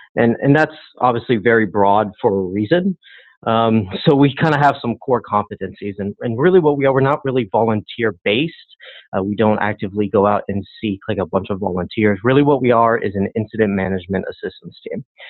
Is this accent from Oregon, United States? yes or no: no; Miami, Florida, United States; I was born and raised in Miami